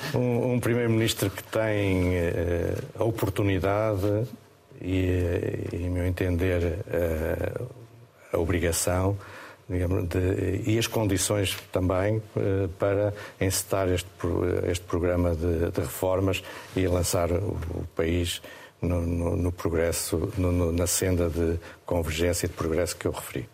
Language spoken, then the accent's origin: Portuguese; Estarreja, Centro, Portugal; Esta reja é, é a minha terra, é, é um local que eu gosto muito